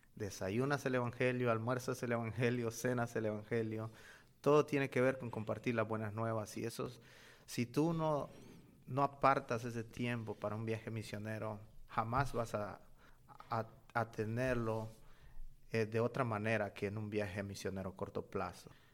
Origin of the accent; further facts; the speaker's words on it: Honduras; moved away as an adult; now in Birmingham, United States; yo vengo de Honduras y actualmente estoy sirviendo en Birmingham, Alabama, en Estados Unidos